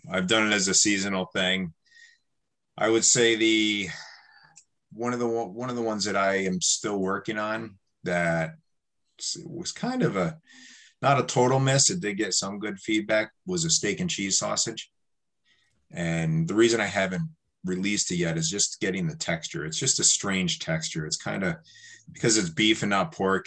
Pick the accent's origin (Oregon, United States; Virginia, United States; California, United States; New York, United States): New York, United States; now in Milton, United States; growing up in New York, I used to go to New York City a little bit here and there